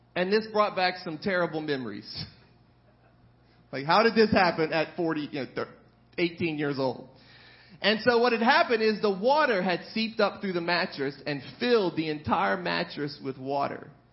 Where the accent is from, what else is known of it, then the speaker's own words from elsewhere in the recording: New Orleans, Louisiana, United States; also born or lived in Breaux Bridge, Louisiana; I spent the majority of my life um, in the New Orleans metro area